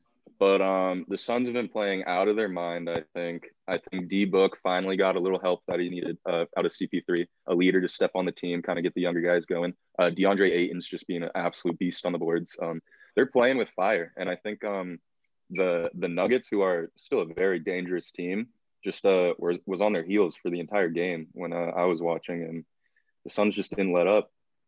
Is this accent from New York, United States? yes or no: no; Phoenix, Arizona, United States; born and raised in Phoenix, Arizona.